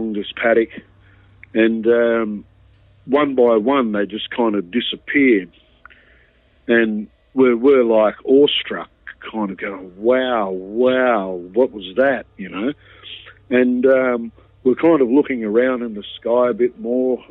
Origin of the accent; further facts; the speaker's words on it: Wollongong, New South Wales, Australia; Wollongong, which were, at the time was my hometown.